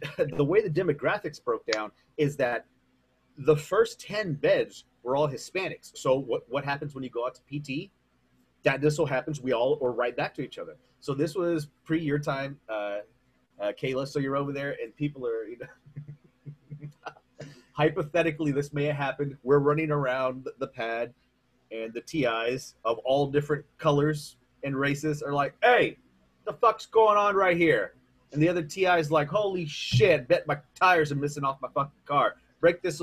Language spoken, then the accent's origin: English; San Antonio, Texas, United States; I'm from San Antonio